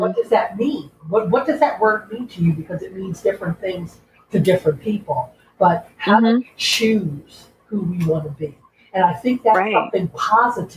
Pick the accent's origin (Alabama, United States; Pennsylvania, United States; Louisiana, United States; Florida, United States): Pennsylvania, United States; Philadelphia; moved away as an adult; I made a decision to leave Philadelphia, to leave my hometown and go somewhere else